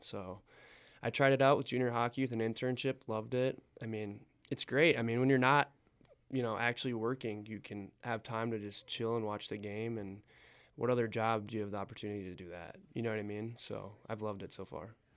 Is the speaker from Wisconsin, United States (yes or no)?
yes; Eau Claire, Wisconsin, United States; moved away as an adult; now in Butte, United States; I'm from Eau Claire, Wisconsin.